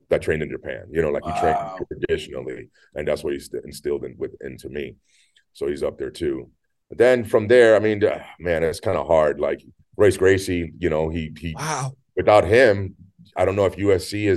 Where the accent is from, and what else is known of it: Puerto Rico